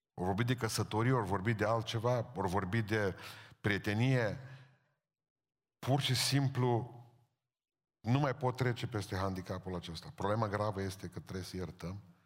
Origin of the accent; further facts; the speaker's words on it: Romania; suntem români